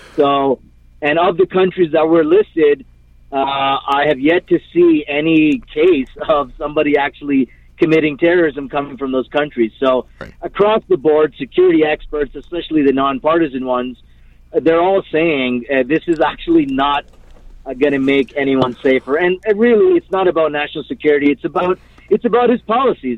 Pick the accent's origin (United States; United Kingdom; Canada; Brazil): Canada; I'm Canadian. Uh, I don't have dual nationality